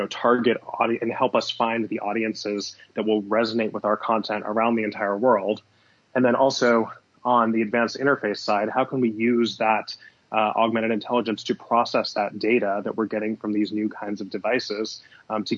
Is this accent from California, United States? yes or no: yes; Southern California, United States; moved away as an adult; also born or lived in Los Angeles / New York; I grew up in Southern California.